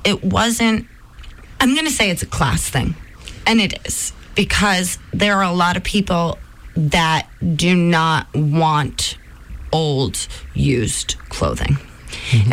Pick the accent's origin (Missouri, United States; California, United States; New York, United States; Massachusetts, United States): New York, United States; moved away; I come from New York, the Hudson River